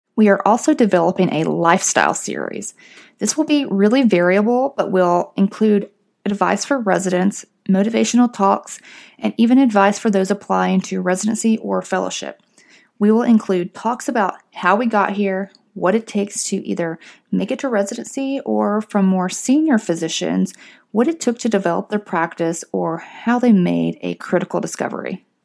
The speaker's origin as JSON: {"language": "English", "town": "Fort Payne", "region": "Alabama", "country": "United States", "also_born_or_lived": "Pennsylvania / New Orleans", "moved": "as an adult", "lives_now": "Atlanta, United States", "said": "I'm originally from Fort Payne, Alabama"}